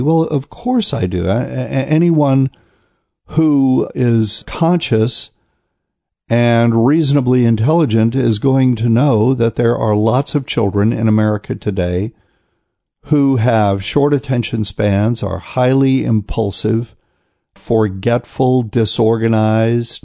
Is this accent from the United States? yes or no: yes; New Bern, North Carolina, United States; I'll be in New Bern, North Carolina, which is my hometown